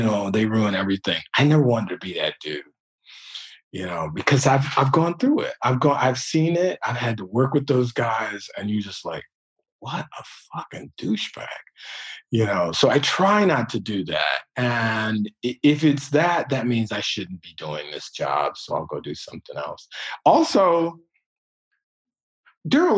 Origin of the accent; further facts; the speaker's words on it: Detroit, Michigan, United States; I'm from Detroit